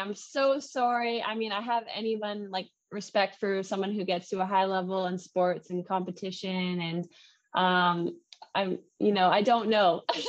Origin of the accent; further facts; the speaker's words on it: Canada; And my French was so bad, being Canadian, I didn't remember anything from French class in Canada.